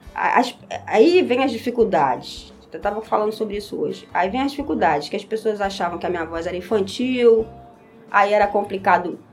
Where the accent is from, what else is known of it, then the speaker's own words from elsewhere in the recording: Nova Iguaçu, Rio de Janeiro, Brazil; Eu nasci aqui no Hospital Iguaçu, Associação de Caridade Hospital Iguaçu, e sempre morei a vida inteira no mesmo lugar, em Morro Agudo